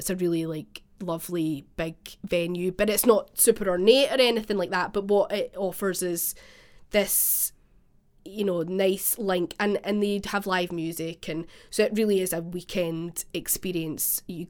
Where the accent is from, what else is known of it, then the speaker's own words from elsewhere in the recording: Scotland, United Kingdom; because I'm from the West Coast originally, which apparently is really obvious from my accent.